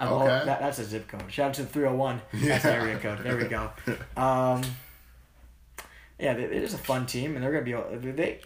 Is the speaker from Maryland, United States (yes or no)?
yes; Maryland, United States; Also, native of my home state of Maryland.